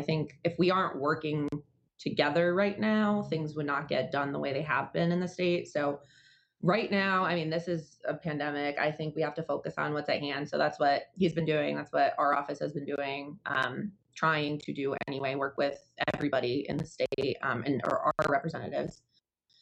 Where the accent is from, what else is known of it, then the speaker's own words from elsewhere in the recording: Danbury, Connecticut, United States; I grew up in Danbury as well